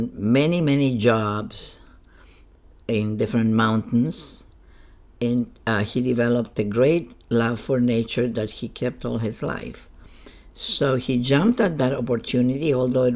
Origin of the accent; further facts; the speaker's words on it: Chiloé, Los Lagos, Chile; moved away; I was born in Chile, in the southern part of Chile, in an island. The island is called Chiloé